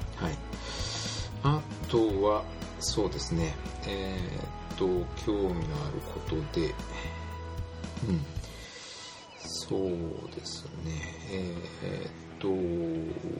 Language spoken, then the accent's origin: Japanese; Imari, Saga, Japan; accent: Kyushu dialect; also born or lived in Kobe, Hyogo; now in Yamanashi, Japan; ふるさとなんですけどもねあの佐賀県九州の佐賀県の伊万里市っていうところです